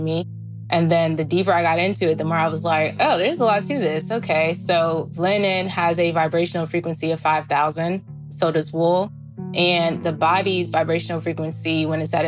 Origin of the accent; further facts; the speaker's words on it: East Orange, New Jersey, United States; growing up in East Orange, we were really resourceful